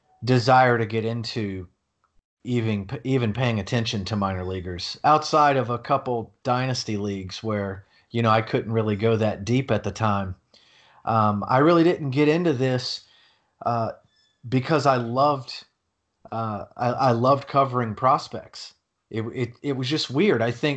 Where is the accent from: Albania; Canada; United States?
United States; Durham, North Carolina; now in Tampa, United States; Oh, well, I'm from Durham, North Carolina, and I live in Tampa, Florida.